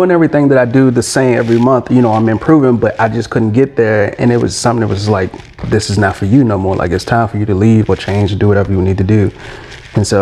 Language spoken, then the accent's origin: English; Alexandria, Virginia, United States; moved away as an adult; now in Atlanta, United States; I'm from Alexandria, Virginia. And then I recently moved to Atlanta in July